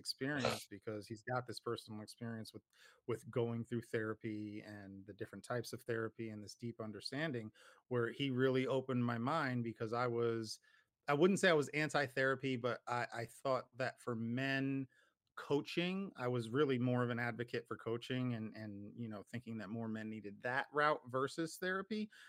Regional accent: Paterson, New Jersey, United States; moved away; I grew up in Jersey

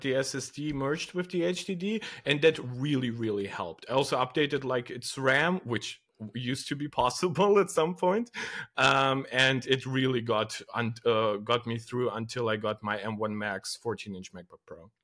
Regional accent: Moldova; now in Germany; I come from Eastern Europe, uh, from a country named Moldova, and I stream in English.

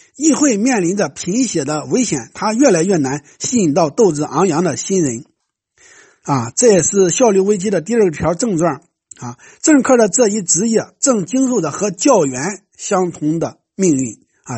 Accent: China; 像我们中国人

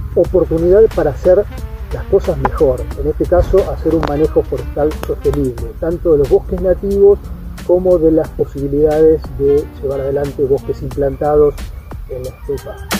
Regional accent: Banfield, Buenos Aires Province, Argentina; moved away as an adult; also born or lived in La Plata / Chubut / Germany; now in Patagonia, Argentina; de Banfield, provincia de Buenos Aires.

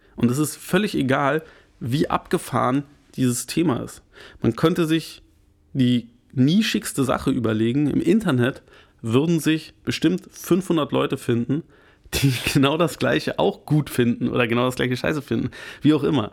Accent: Germany; bei uns in Deutschland, wo wir halt einen sehr, sehr viel Mittelstand haben

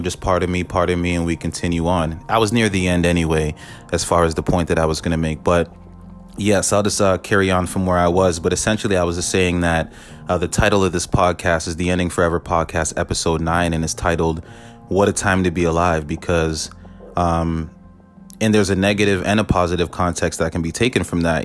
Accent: Canada; I'm Canadian

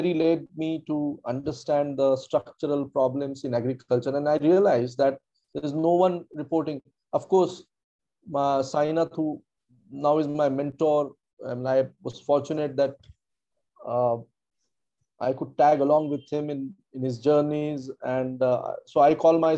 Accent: south Vidarbha, Maharashtra, India; also born or lived in Nagpur; I grew up in a small town in south of Vidarbha

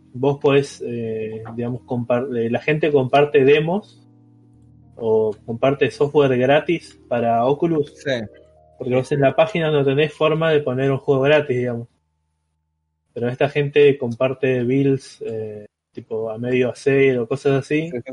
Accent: Argentina; consumidor argentino

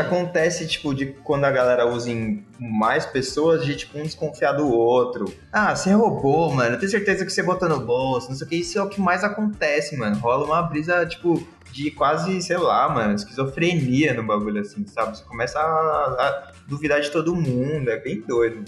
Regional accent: Osasco, São Paulo, Brazil; Eu sou japonês descendente de japonês, e que morou em Osasco.

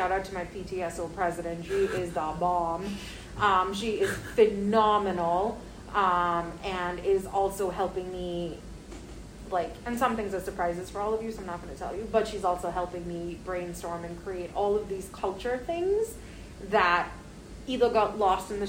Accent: India; moved away as an adult; now in United States; I grew up in India in the 90s

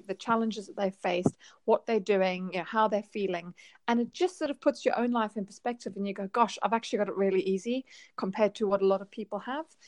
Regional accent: South Africa; moved away; I'm I'm from South Africa originally

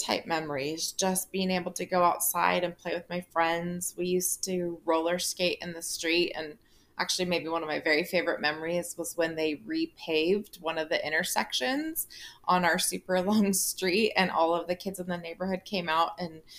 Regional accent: Ojai, California, United States; also born or lived in Ventura, California / Santa Barbara, California / Auburn, California; I grew up in Ojai, California, which is a very small town

